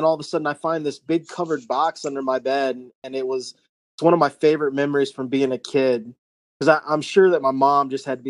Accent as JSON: {"language": "English", "region": "North Carolina", "country": "United States", "said": "My entire family, except for, you know, me and my mom, were from Ohio. I'm from North Carolina."}